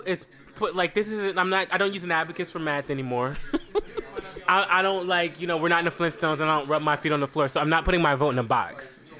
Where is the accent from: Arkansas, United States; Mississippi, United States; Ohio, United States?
Ohio, United States; now in New York City, United States; My home state.